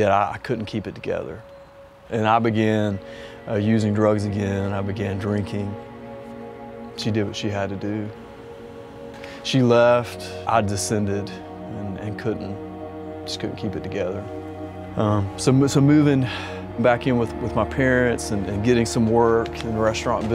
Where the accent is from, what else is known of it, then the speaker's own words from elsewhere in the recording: Ocean Isle Beach, North Carolina, United States; I was born in North Carolina, grew up on the coast in Ocean Isle Beach